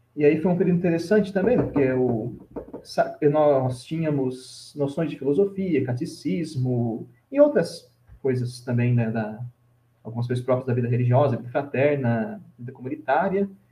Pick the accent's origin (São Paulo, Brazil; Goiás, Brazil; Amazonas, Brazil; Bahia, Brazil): São Paulo, Brazil; Lorena; now in Curitiba, Brazil; natural da cidade de Lorena, São Paulo, na perto de Aparecida